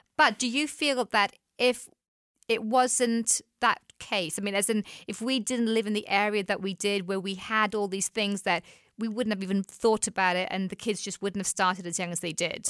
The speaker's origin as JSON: {"language": "English", "region": "England", "country": "United Kingdom", "tie": "born or raised there", "moved": "as an adult", "said": "back home in England"}